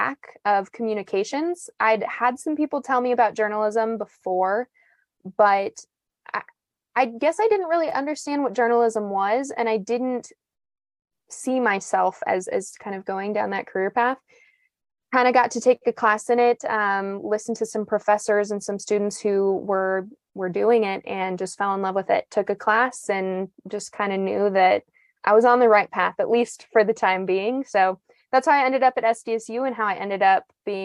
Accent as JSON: {"language": "English", "town": "Martin", "region": "South Dakota", "country": "United States", "tie": "born or raised there", "said": "I grew up in Martin, South Dakota, which is a tiny town on the west side of the state"}